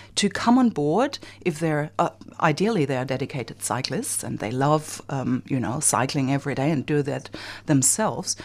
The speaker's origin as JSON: {"language": "English", "country": "Germany", "moved": "yes", "lives_now": "Australia", "said": "I'm from Germany, and, um, the refugee topic is huge in my country"}